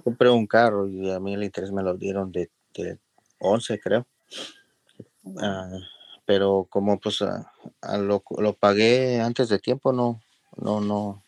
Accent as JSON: {"language": "Spanish", "town": "León", "region": "Guanajuato", "country": "Mexico", "moved": "yes", "lives_now": "Los Angeles, United States", "said": "soy mexicano de León, Guanajuato"}